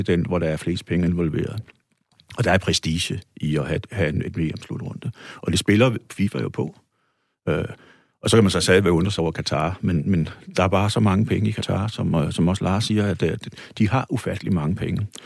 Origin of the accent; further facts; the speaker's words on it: Odense, Southern Denmark, Denmark; hjemme i Odense